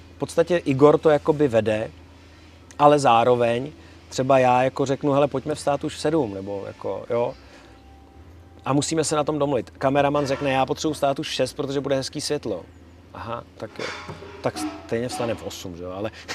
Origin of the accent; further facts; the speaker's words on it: Czechia; my jako Češi máme možnost udělat si dva pasy